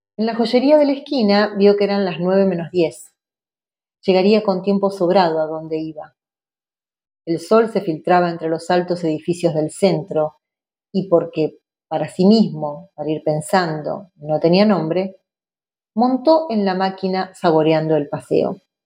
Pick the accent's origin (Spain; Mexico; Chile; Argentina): Argentina; Nosotros como argentinos y argentinas tenemos una tradición de cuentistas